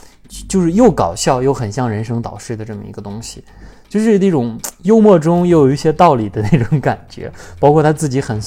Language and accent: Chinese; China; 就说《花木兰》这部电影，就是是不是只是我们中国人在吐槽，但是国外人挺喜欢。